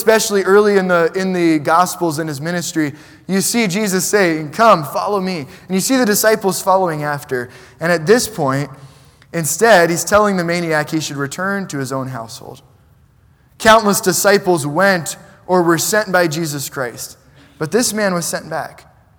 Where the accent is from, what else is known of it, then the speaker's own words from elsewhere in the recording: New York City, New York, United States; I grew up in New York City, and my parents aren't from there.